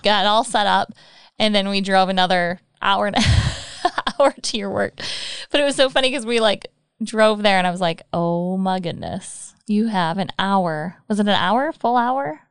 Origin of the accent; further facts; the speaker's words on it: Michigan, United States; moved away as an adult; I'm from Michigan